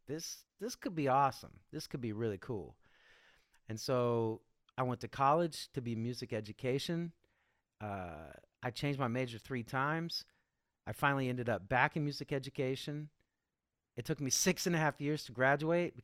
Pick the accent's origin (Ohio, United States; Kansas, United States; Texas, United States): Kansas, United States; I grew up in the Midwest in Kansas.